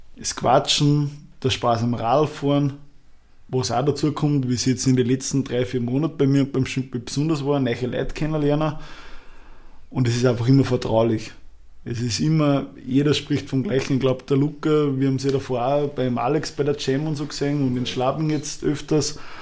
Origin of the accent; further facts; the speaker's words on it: Upper Austria, Austria; bei uns in Oberösterreich